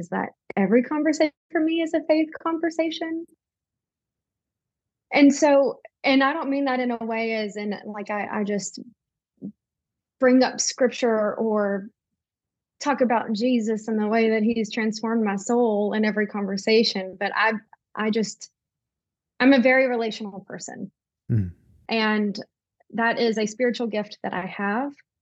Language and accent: English; Tennessee, United States; I'm from Tennessee. I have lived in Tennessee my entire life, never lived in another state